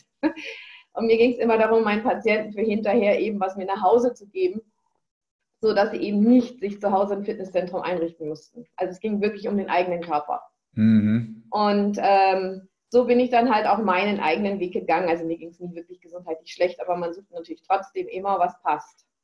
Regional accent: Northern Germany, Germany; now in Bavaria, Germany; Wir sind jetzt seit 15 Jahren in Bayern. Ich komme ja aus Norddeutschland.

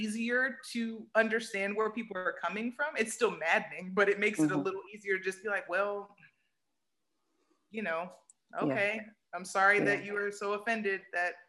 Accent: United States; I'm still American, so I'm still raised in the container of America

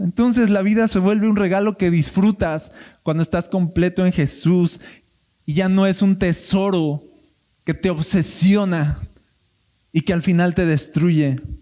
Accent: Mexico; somos mexicanos

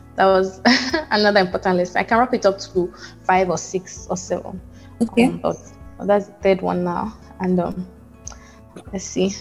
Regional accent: Port Harcourt, Rivers State, Nigeria; moved away as an adult; now in United States; I grew up in Port Harcourt

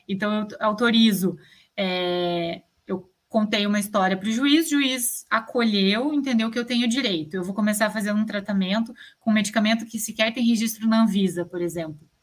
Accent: Brazil; enquanto cidadão, né, enquanto brasileiro

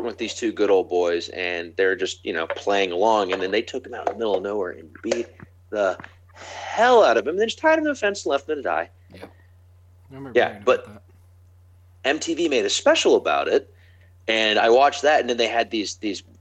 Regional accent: Appalachia, United States; I'm from Appalachia. Like, some of the shit that was going on in my middle school

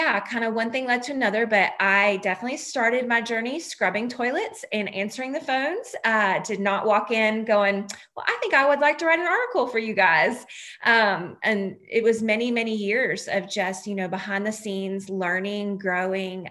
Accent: North Carolina, United States; right here in my hometown

